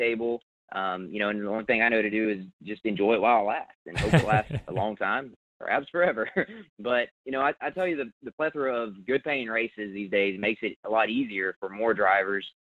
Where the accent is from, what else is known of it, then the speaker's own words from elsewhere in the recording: Southern Alabama, United States; my hometown in Southern Alabama area